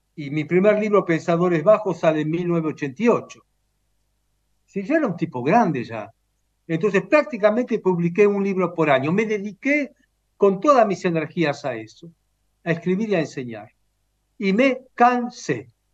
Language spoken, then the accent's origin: Spanish; Romania; moved away; Nací en Rumania